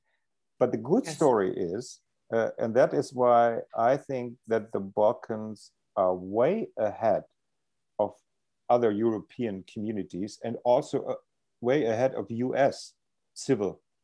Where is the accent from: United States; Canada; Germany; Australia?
Germany; I grew up in Germany